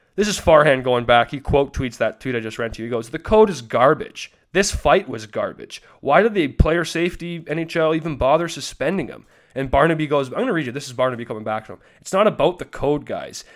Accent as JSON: {"language": "English", "region": "Alberta", "country": "Canada", "said": "I'm from Alberta"}